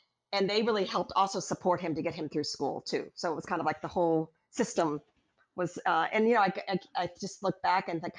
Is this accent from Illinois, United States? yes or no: yes; Waukegan, Illinois, United States; moved away; my parents grew up in this town called Waukegan, Illinois, halfway between Chicago and Milwaukee. It's sort of a blue-collar kind of working-class town. That's where I grew up.